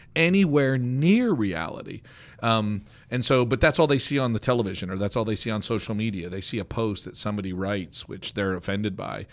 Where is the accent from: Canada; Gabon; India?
Canada; now in United States; as a Canadian